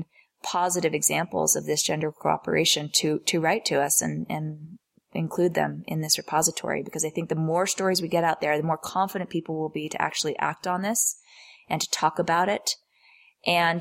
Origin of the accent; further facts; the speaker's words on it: New York City, New York, United States; growing up in New York City in the 80s with a professional working mother